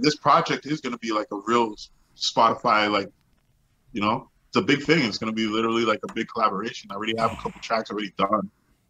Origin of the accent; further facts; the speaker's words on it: Montreal, Quebec, Canada; Yo, I'm from Montreal. I'm from Lachine, bro.